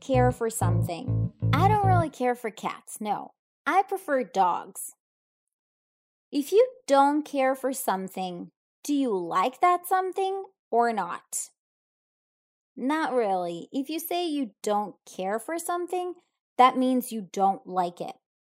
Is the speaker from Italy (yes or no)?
yes; Italy; I'm from Italy